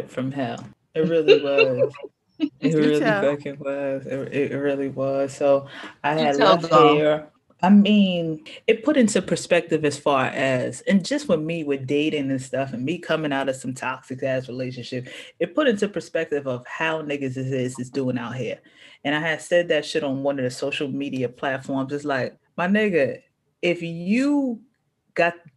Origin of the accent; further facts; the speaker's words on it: New York City, New York, United States; I'm from Far Rockaway